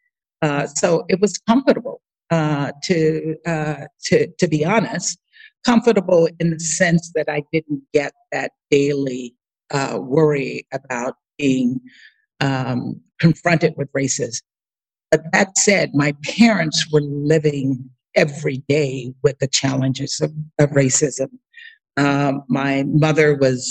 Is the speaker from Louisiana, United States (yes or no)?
yes; Baker, Louisiana, United States; moved away; Baker is a small rural town just outside of Baton Rouge. So when I meet people and they ask me where I'm from, I usually will say Baton Rouge unless they know Louisiana.